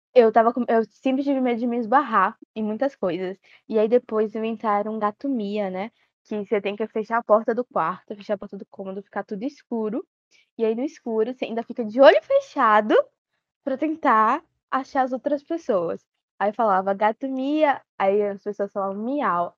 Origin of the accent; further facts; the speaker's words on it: Bahia, Brazil; tenho 17 anos e sou da Bahia